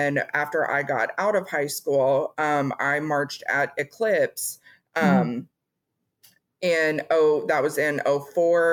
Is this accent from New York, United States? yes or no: no; Tennessee, United States; also born or lived in Atchison, Kansas; I grew up, I'm originally from Kansas, from Atchison, Kansas, but I went to elementary school. I started in the third grade in Tennessee. And so that's where I went to junior high and high school as well